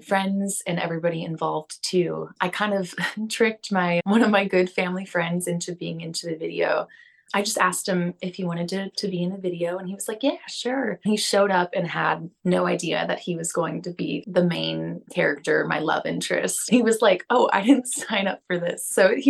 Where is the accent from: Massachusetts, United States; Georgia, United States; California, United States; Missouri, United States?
Missouri, United States; St. Louis; now in Nashville, United States; somewhere in St. Louis, in my hometown